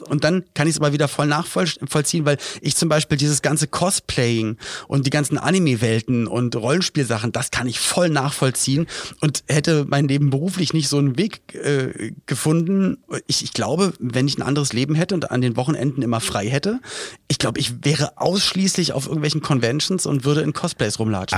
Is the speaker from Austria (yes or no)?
no; Berlin, Germany; in Berlin-Spandau, wo ich aufgewachsen bin